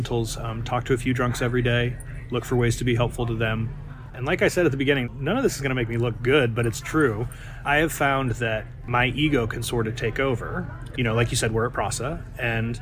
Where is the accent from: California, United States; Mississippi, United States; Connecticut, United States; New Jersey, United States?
California, United States; Santa Cruz; I'm from Santa Cruz, California